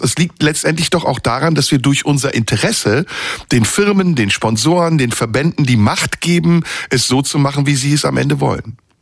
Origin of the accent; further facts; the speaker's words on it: Istanbul, Turkey; now in Germany; in Istanbul, meiner Heimatstadt